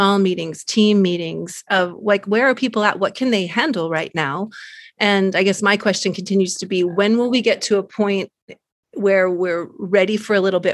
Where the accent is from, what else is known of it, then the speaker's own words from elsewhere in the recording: California, United States; moved away as an adult; now in Munich, Germany; I am originally from California, but I've been living in Munich, Germany for the last 25 years.